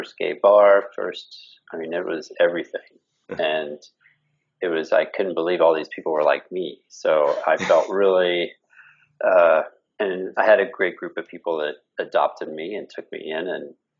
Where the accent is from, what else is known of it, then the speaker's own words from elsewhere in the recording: Kansas, United States; moved away as an adult; also born or lived in Denver / San Diego; I grew up in Kansas.